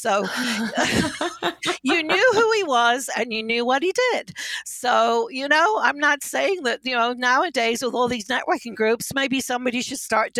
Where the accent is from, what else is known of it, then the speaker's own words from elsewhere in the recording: United Kingdom; Well, I'm a British boarding school brat, so I was shipped off to school at 10 years old.